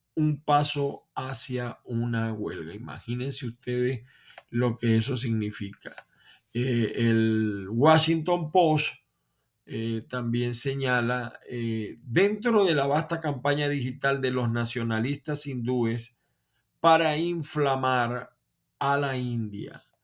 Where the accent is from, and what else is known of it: Venezuela